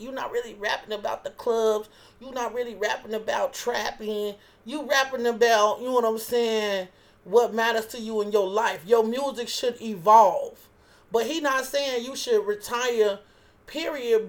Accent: Chicago, Illinois, United States; I'm from Chicago

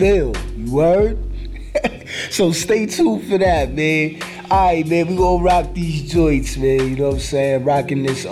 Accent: New York City, New York, United States; We broadcasting out of the borough of Queens. I'm from Brooklyn

